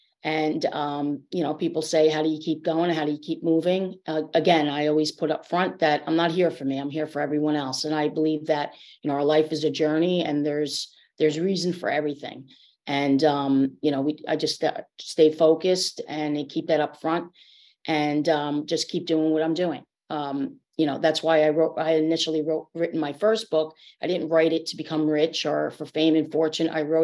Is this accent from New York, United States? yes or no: yes; New York, United States; one of 11 siblings. I was born in New York. I was raised upstate New York and moved around a lot.